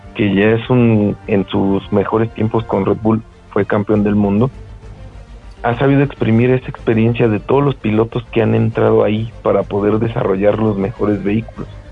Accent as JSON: {"language": "Spanish", "region": "Mexico City", "country": "Mexico", "said": "somos mexicanos, de Guadalajara no, Ciudad de México"}